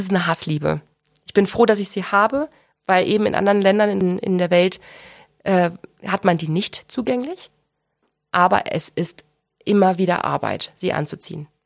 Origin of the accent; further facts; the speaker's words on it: Ruhr area, North Rhine-Westphalia, Germany; also born or lived in Central Hesse / Bochum; now in Augsburg, Germany; Ich komme gebürtig aus dem Ruhrgebiet habe äh, einen Zwischenstopp in Mittelhessen gemacht